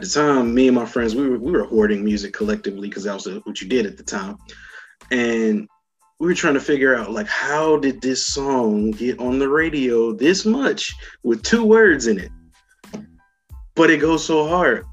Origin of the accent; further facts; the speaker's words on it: Raleigh, North Carolina, United States; my biggest set ever that I was about to have in my hometown. Uh, it was a thing called um, Raleigh Dance Music Festival